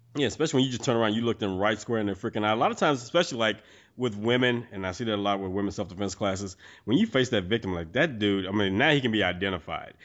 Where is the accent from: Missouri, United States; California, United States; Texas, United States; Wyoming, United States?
Texas, United States; I'm a Texan